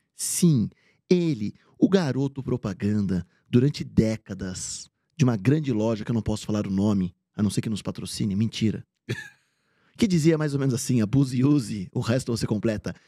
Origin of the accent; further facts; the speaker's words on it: Bragança Paulista, São Paulo, Brazil; eu sou do interior de São Paulo, de Bragança Paulista